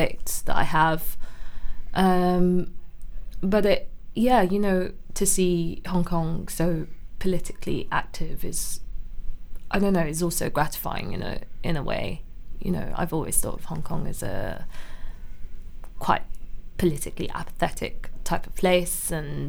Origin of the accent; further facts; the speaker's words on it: London, United Kingdom; I grew up in Camden, then my parents kind of moved around, but mainly North London, North West, Willesden Green. Then they ended up in Barnet. So yeah, kind of grew up all over North London